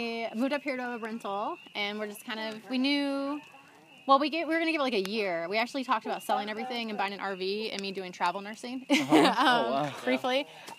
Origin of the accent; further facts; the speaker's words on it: Indiana, United States; moved away; And I live here at the farm, but I'm originally from Indiana.